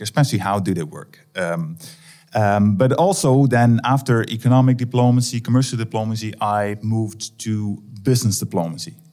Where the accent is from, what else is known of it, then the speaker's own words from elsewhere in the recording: Netherlands; I'm from the Netherlands